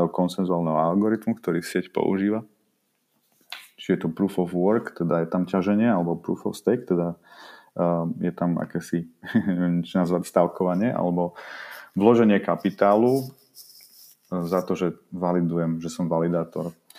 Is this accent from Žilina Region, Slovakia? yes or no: no; Bratislava, Bratislava Region, Slovakia; ja som z Bratislavy